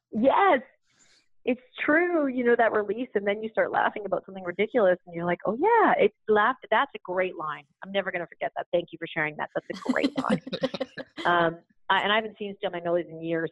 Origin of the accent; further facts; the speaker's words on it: Canada; I grew up in Canada